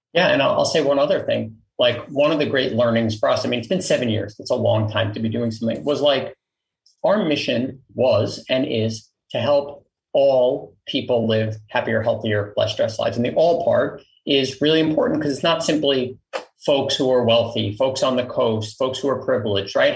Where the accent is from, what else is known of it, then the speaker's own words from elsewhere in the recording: New York City, New York, United States; I grew up in Queens, New York